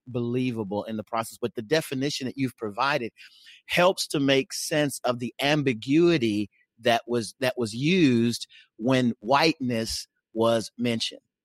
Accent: Oklahoma, United States; now in Nebraska, United States; though I live in Nebraska, I come, I hail from Oklahoma

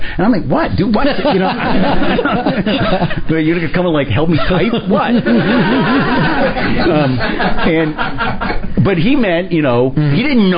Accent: Armonk, New York, United States; now in Miami, United States; When I was a kid, I grew up in Armonk, New York, and I played Little League there

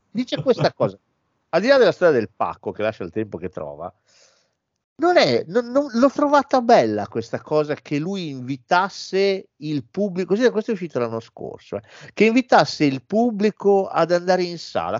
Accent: Italy; di noi italiani

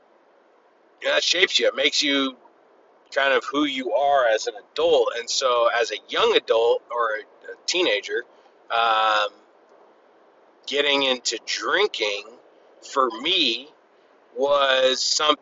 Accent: California, United States; I grew up in California, family of four, great childhood, one sister

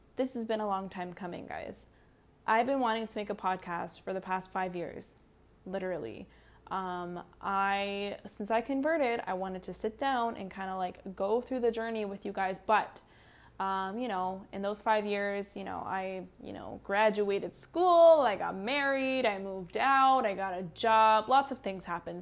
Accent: Canada; I'm Canadian.

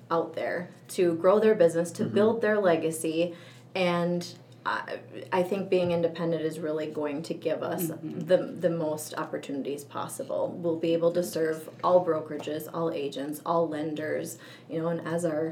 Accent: Woodbury, Minnesota, United States; I've basically been born and raised in Woodbury. I've spent most of my life here

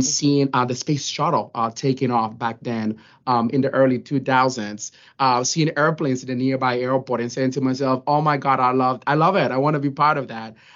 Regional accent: Dominican Republic; moved away; also born or lived in New York; I was born and raised in the Dominican Republic

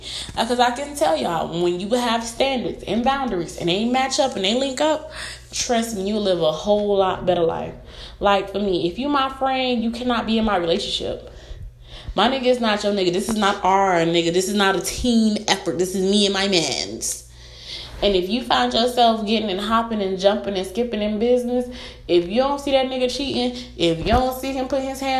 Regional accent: Florida, United States; I've had a couple of people in my life who were with me from when I was a little girl, like growing up in Broward.

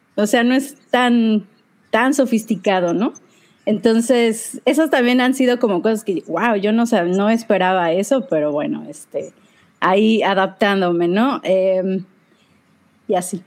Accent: Mexico; moved away as an adult; now in Chicago, United States; Soy mexicana, pero yo vivo en Estados Unidos, vivo aquí en, en Chicago

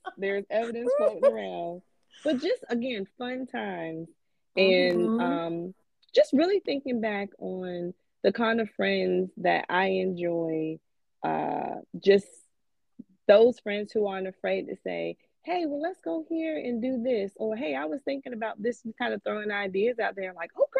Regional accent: North Carolina, United States; now in Seattle, United States; Well, because I'm from North Carolina, and North Carolina, Seattle, that's on the other side of the country.

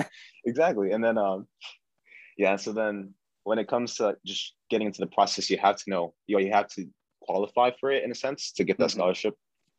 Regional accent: Sasebo, Nagasaki, Japan; also born or lived in Yokota, Japan; I was born in Yokota, Japan, but grew up in Sasebo, Japan.

